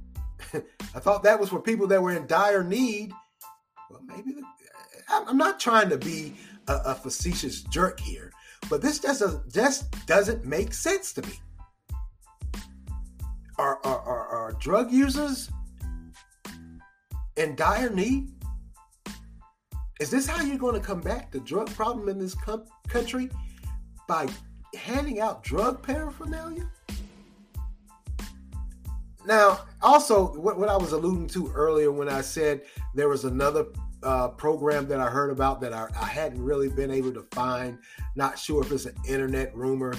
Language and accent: English; United States; we as American citizens that vote